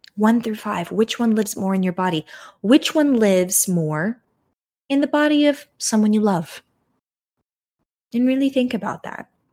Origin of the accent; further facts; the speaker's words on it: United States; as an American